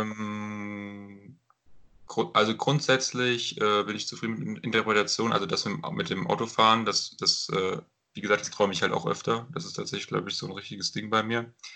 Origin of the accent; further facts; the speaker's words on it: Runkel, Hesse, Germany; in meine Heimatstadt in Runkel